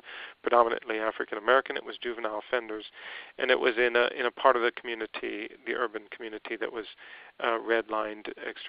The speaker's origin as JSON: {"language": "English", "country": "Vietnam", "tie": "born or raised there", "said": "And I was born and raised in Vietnam, 1964, in the middle of the war."}